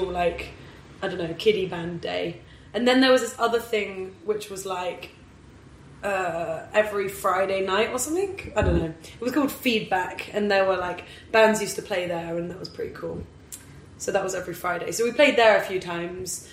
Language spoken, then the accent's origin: English; Exeter, South West England, United Kingdom; I grew up in Exeter in Devon.